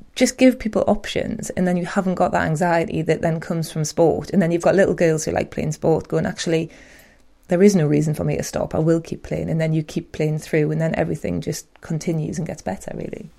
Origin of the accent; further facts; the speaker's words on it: Newcastle upon Tyne, North East England, United Kingdom; I'm proud Geordie